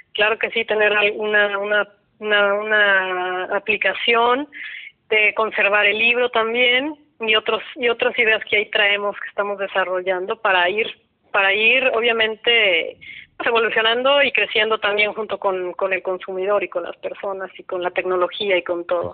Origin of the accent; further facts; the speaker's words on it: Guadalajara, Jalisco, Mexico; yo soy de Guadalajara.